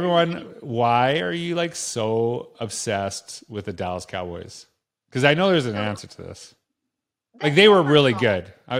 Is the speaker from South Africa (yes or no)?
no; Canada; Yeah, because, like, you know, being Canadian, I love teams, but also I'm Canadian